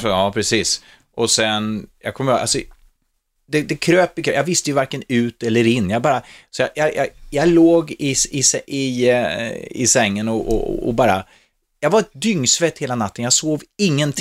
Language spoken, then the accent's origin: Swedish; Norrköping, Östergötland, Sweden; also born or lived in Stockholm; Jag var ju själv från Norrköping